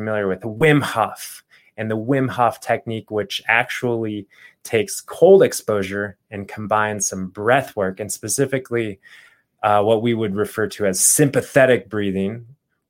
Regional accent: Phoenix, Arizona, United States; growing up in Phoenix, Arizona, I remember the summers

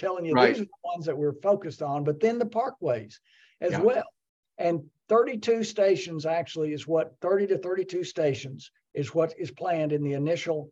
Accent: Glasgow, Kentucky, United States; moved away; also born or lived in Lexington, Kentucky; I grew up in Glasgow and then moved to Lexington.

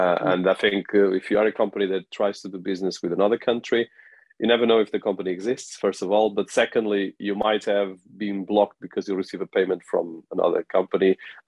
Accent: Australia; being an Australian that has been as well working in Africa and the UK

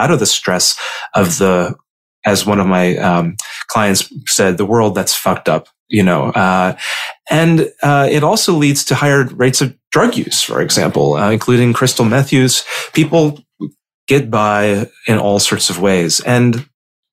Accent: Indiana, United States; young gay boys like me, growing up in Indiana

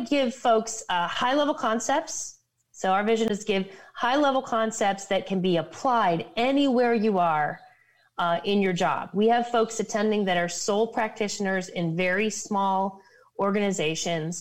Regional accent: Ohio, United States; moved away; I'm from Ohio originally

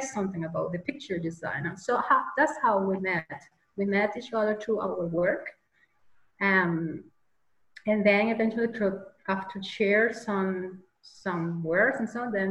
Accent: Caracas, Capital District, Venezuela; English is a second language; moved away as an adult; now in Austria; From Caracas, from the capital

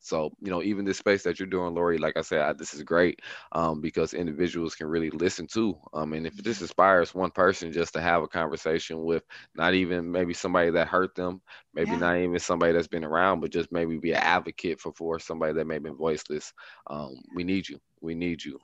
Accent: Milwaukee, Wisconsin, United States; growing up Milwaukee was definitely not easy.

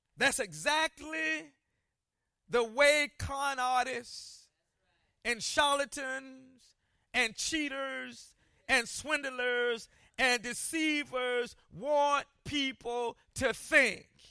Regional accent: Columbia, South Carolina, United States; growing up in Columbia, South Carolina, I lived near some projects

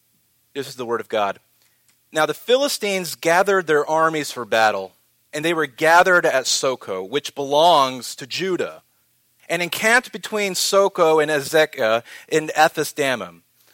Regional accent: Portland, Oregon, United States; moved away; I think I'm from Portland, Oregon.

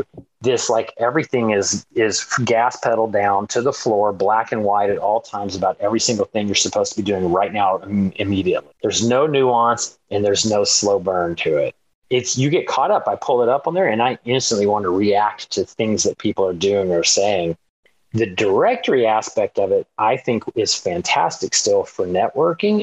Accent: Dallas and East Texas, United States; moved away as an adult; I was uh, born outside of Dallas. So I grew up between Dallas and East Texas

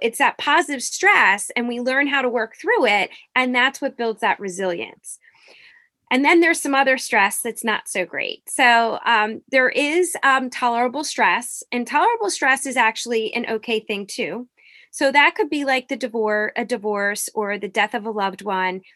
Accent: Norristown, Pennsylvania, United States; I grew up in, uh, it's called Norristown, Pennsylvania

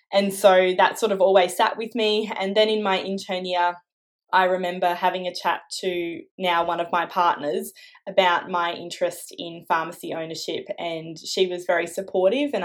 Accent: Canberra, Australian Capital Territory, Australia; I grew up here in Canberra. So I was born here and was here for all of my schooling.

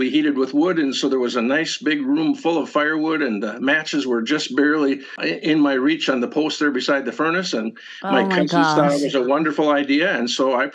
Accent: Minnesota, United States; This is a memoir, or you could say a collection of essays about growing up in the Northwoods in the 1950s and 60s, Northwoods of Minnesota, on a little lake that no one else lived on.

